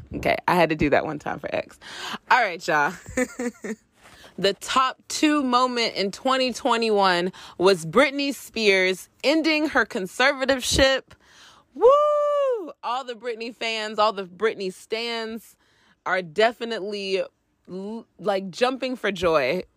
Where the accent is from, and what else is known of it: United States